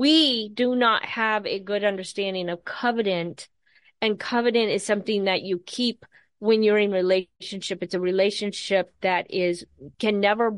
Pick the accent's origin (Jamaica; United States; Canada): United States; as American churchgoers